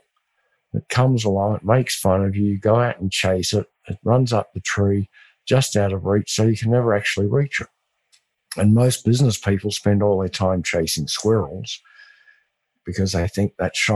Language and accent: English; West Texas, United States; accent: West Texas; my West Texas accent